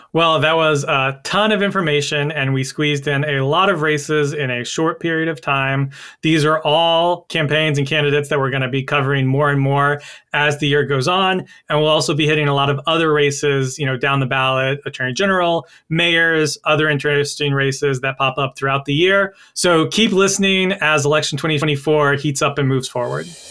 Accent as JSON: {"language": "English", "region": "North Carolina", "country": "United States", "tie": "born or raised there", "said": "My Home State of North Carolina"}